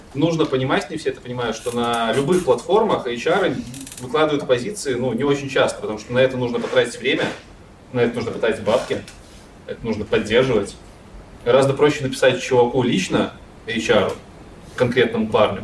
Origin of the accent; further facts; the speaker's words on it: Belarus; в Беларуси, я из Беларуси